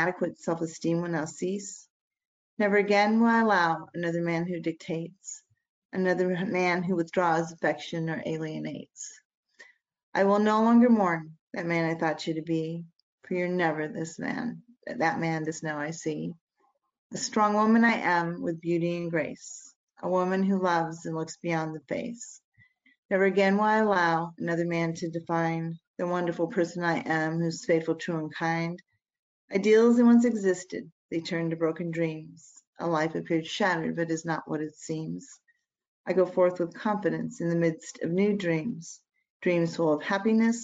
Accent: Virginia, United States; I'm from Virginia.

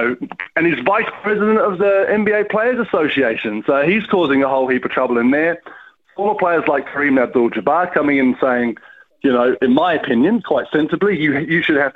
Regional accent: Wales, United Kingdom; now in New Zealand; I grew up in Wales, you know, with a Welsh father

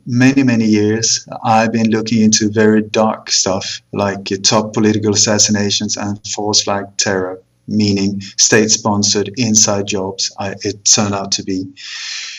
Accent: Sweden; also born or lived in Copenhagen, Denmark; But I moved to Sweden when I was 8, and then I grew up there

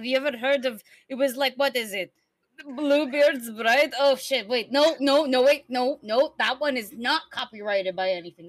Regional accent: Seoul, South Korea; I think you can tell I'm from Seoul.

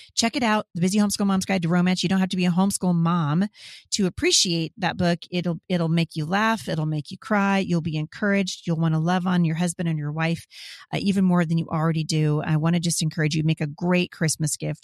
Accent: Washington, United States; my home state of Washington

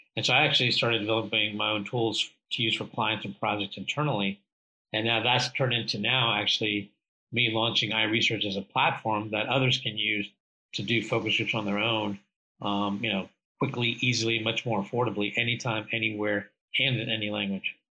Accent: India; moved away; I was originally born from India.

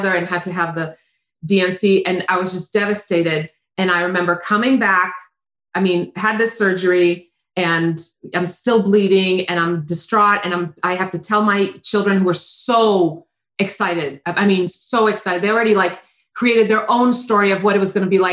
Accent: Croatia; moved away; I grew up in Croatia

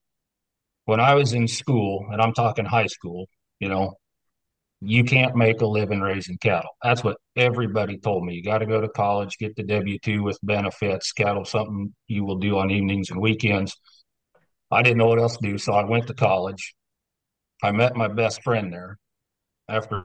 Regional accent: southeast Nebraska, United States; Grew up in southeast Nebraska

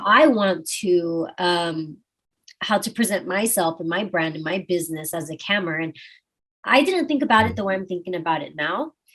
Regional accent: Austin, Texas, United States; I'm from Austin, Texas, and we keep it weird

